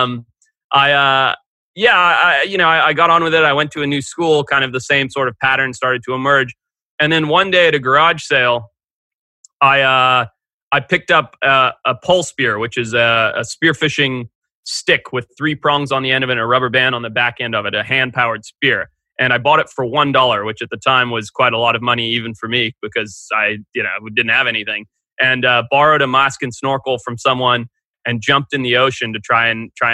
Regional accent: Zimbabwe; also born or lived in California; now in Santa Barbara, United States; growing up in Zimbabwe. And then when I moved to California

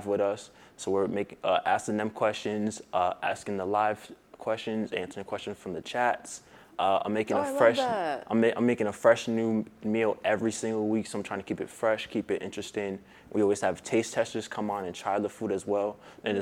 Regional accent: Providence, Rhode Island, United States; I'm from Providence, Rhode Island, born and raised

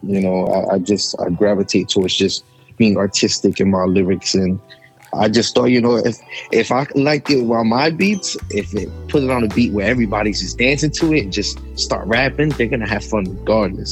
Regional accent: New Jersey, United States; I'm from Jersey

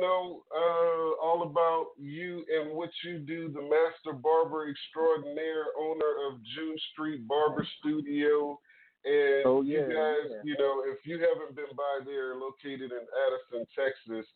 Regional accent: Trinidad & Tobago; I'm from Trinidad

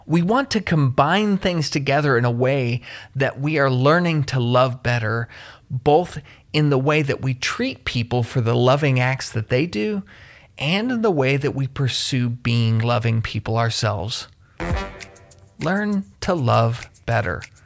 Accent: Kentucky, United States; my home state of Kentucky

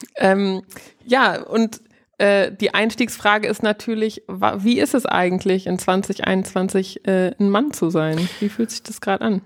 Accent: Northeim, Lower Saxony, Germany; Ich komme ja aus Nordheim

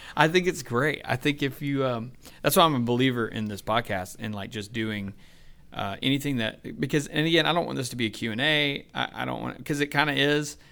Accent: Douglasville, Georgia, United States; also born or lived in Temple, Georgia / Bremen, Georgia / Villa Rica, Georgia / Carrollton, Georgia; I grew up basically in Douglasville

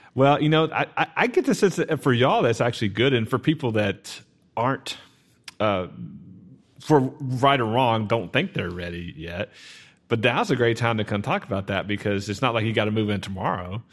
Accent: Garland, Texas, United States; now in Sachse, United States; I grew up in Garland

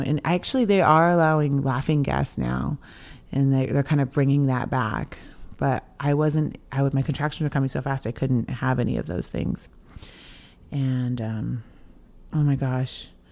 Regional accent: coastal Washington, United States; I'm from the Swinomish and Tulalip tribes here in coastal Washington

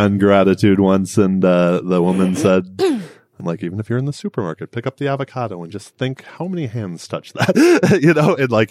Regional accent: Detroit, Michigan, United States; I'm a Midwestern girl. Yeah. I'm originally from Detroit.

